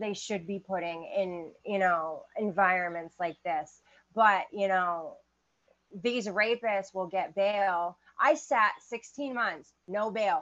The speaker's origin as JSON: {"language": "English", "region": "Maine", "country": "United States", "tie": "born or raised there", "said": "I grew up in Maine"}